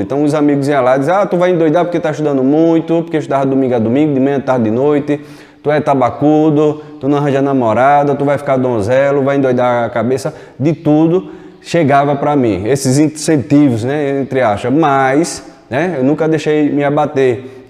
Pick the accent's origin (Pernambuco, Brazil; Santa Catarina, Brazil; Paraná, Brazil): Pernambuco, Brazil; Recife; eu nasci em Recife, desde pequeno, seis anos de idade, já trabalhei em vários locais, desde os seis anos de idade, trabalhando na rua